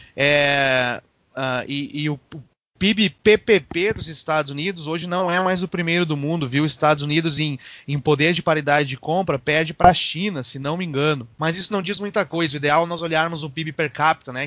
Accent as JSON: {"language": "Portuguese", "country": "Brazil", "moved": "yes", "lives_now": "United States", "said": "mas nós somos brasileiros"}